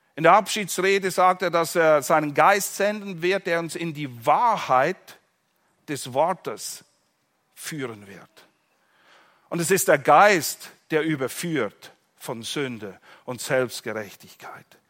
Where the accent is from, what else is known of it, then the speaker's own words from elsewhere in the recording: Switzerland; in der Schweiz, wo ich herkomme